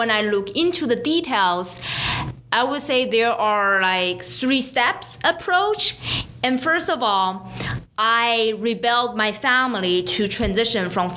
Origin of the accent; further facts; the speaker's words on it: China; moved away as an adult; now in United States; I came from China 10 years ago.